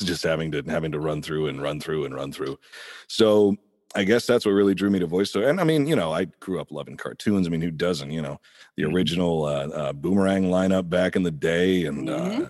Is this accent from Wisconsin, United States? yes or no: no; Indiana, United States; now in Los Angeles, United States; I'm originally from Indiana, um, a little bit outside Indianapolis there.